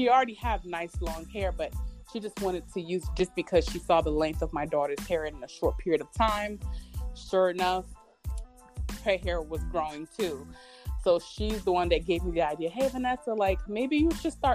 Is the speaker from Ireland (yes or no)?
no; Haiti; now in United States; I'm from Haiti